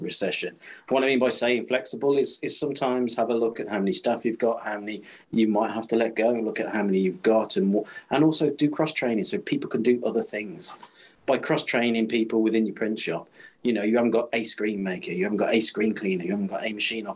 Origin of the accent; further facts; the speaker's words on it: Kidderminster, West Midlands, United Kingdom; I'm from Kidderminster, which is where we are originally, which is the carpet town